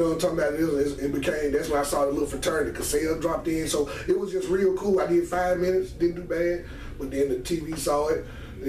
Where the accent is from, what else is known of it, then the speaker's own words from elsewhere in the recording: Memphis, Tennessee, United States; moved away as an adult; also born or lived in Jackson, Tennessee / Martin, Tennessee; I'm from Memphis, Tennessee. Born and raised. You know, this is my home.